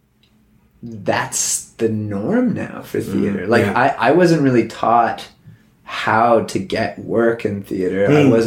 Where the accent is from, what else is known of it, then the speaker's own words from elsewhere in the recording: Stouffville, Ontario, Canada; I grew up in Stouffville, Ontario